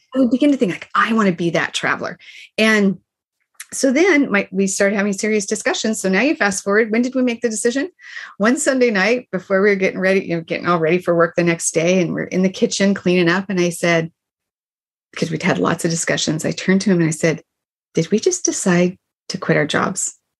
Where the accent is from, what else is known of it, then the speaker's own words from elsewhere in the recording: Boise, Idaho, United States; moved away; Boise, Idaho, where I grew up